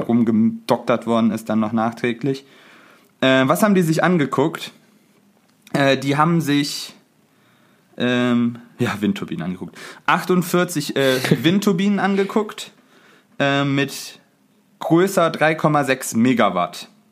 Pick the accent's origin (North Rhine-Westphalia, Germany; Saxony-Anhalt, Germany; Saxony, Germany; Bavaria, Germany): North Rhine-Westphalia, Germany; Cologne Bonn Airport catchment area; wir kommen ja aus dem Einzugsraum vom Köln-Bonner Flughafen